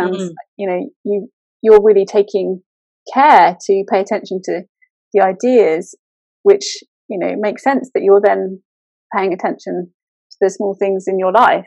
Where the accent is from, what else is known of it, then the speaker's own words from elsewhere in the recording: England, United Kingdom; I'm very British over here